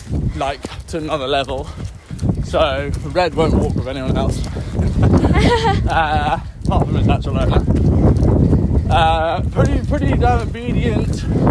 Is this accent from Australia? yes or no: yes; Australia; No, I'm Australian.